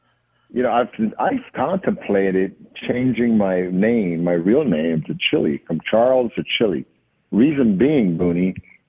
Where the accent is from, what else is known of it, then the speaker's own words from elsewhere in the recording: Jamaica; growing up in Jamaica for me was very strict with my, sorry, this is my alarm, very strict with my, okay, very strict with my family